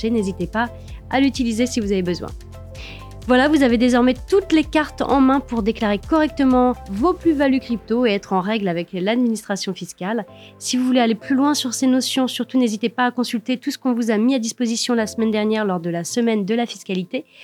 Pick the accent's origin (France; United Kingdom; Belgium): France; nous sommes français